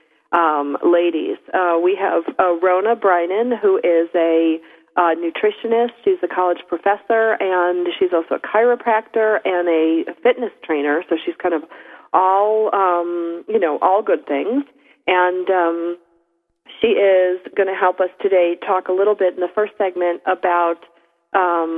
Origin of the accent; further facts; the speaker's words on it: East Coast, United States; moved away; I grew up on the East Coast